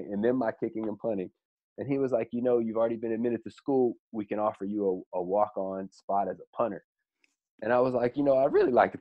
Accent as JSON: {"language": "English", "area": "Bay Area", "region": "California", "country": "United States", "tie": "born or raised there", "lives_now": "San Diego, United States", "said": "I grew up in the Bay Area."}